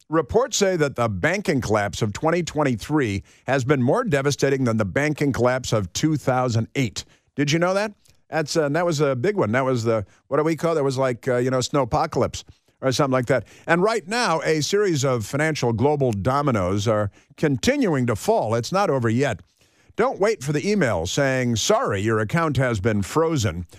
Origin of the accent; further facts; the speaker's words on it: Chicago, Illinois, United States; moved away; My radio station in Chicago, Illinois. My hometown